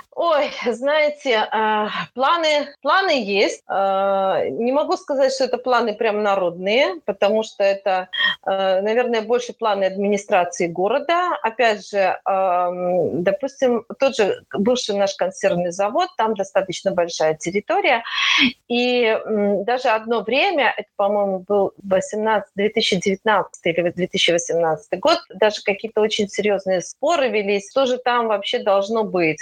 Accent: Slutsk, Minsk Region, Belarus; я вообще коренная случанка я родилась в слуцке живу в слуцке

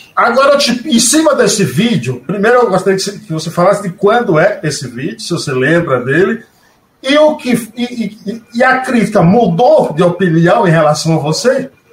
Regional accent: Northeast Region, Brazil; como nordestino que sou

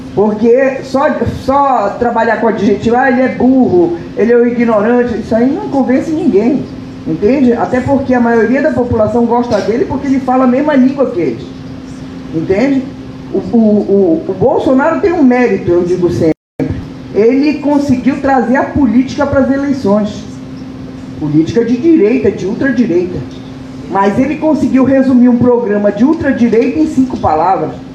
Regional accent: Brazil; enquanto brasileiros

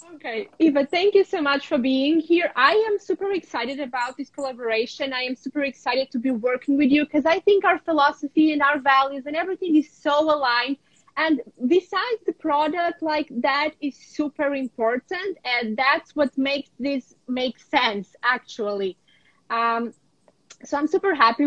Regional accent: a small village around Lviv, Lviv Oblast, Ukraine; also born or lived in New York / Porto, Portugal; now in Portugal; I'm in my hometown. Um, this is where I was born in a small village around the big city of Lviv.

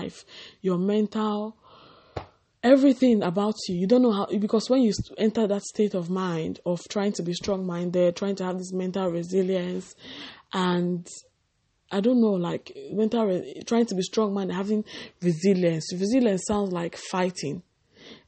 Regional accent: Nigeria; growing up in Nigeria, West Africa.

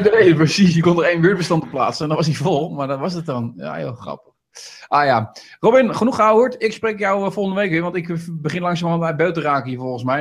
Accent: Veluwe, Gelderland, Netherlands; also born or lived in Rijnsburg, South Holland; ik ben ooit geboren in Rijnsburg. Ik ben om vierde verhuisd hier naar de Veluwe toe.

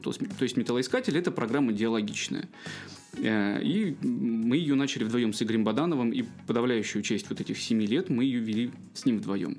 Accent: Irkutsk Oblast, Russia; moved away as an adult; also born or lived in Chukotka; now in Kaliningrad, Russia; у себя дома в Иркутской области, в родном городе

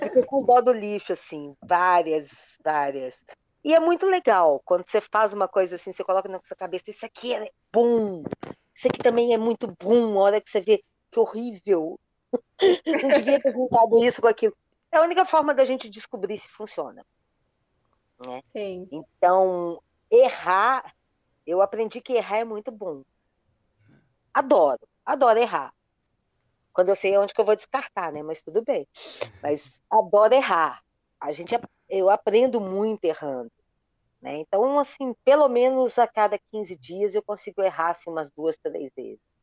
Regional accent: Minas Gerais, Brazil; eu sou mineiro, daquele mineiro geraizeiro

